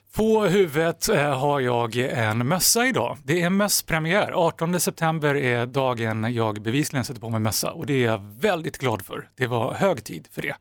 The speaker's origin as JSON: {"language": "Swedish", "country": "Sweden"}